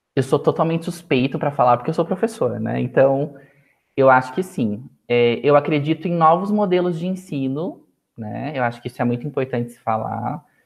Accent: Sorocaba, São Paulo, Brazil; Sorocaba, que é a cidade onde eu nasci.

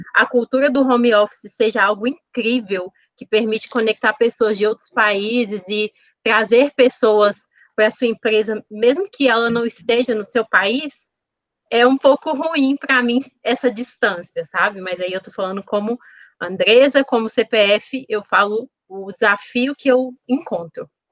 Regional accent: Contagem, Minas Gerais, Brazil; Eu nasci aqui mesmo, em Contagem.

